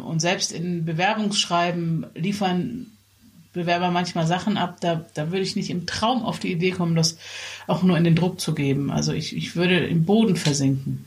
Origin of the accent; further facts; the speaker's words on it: Germany; als Deutsche